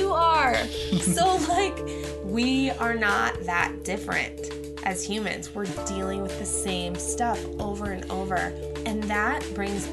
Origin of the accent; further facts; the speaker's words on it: Lincoln, Nebraska, United States; I grew up in Lincoln, Nebraska